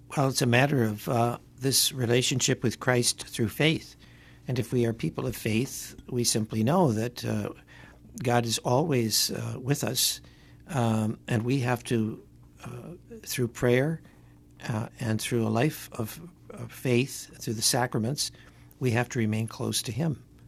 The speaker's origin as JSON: {"language": "English", "town": "Detroit", "region": "Michigan", "country": "United States", "tie": "born or raised there", "moved": "yes", "lives_now": "Connecticut, United States", "said": "when I was growing up in Detroit"}